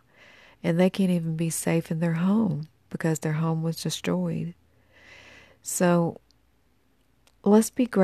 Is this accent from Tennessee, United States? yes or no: yes; Tennessee, United States; moved away; I'm originally from Tennessee